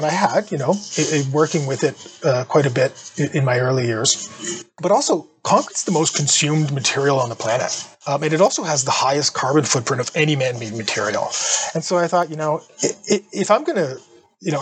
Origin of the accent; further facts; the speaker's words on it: Sudbury, Ontario, Canada; Northern Ontario, where I'm from. Sudbury is my hometown